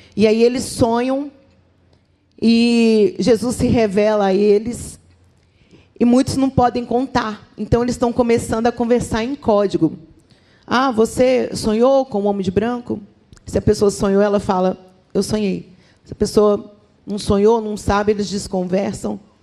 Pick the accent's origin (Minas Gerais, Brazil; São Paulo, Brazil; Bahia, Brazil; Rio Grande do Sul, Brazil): Minas Gerais, Brazil; como uma boa mineira